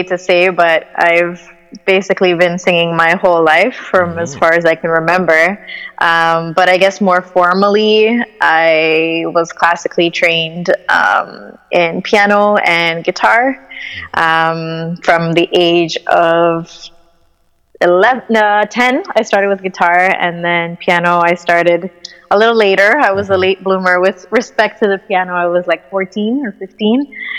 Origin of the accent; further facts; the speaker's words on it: Canada; also born or lived in Croatia; I was born in Croatia, Eastern Europe. And I can't say born and raised because I was only partially raised there, and then we came to Canada.